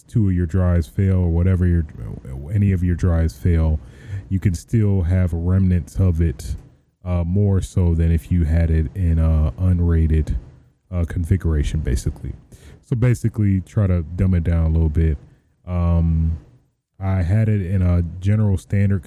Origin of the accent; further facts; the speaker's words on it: Michigan, United States; now in Los Angeles, United States; I'm originally from Michigan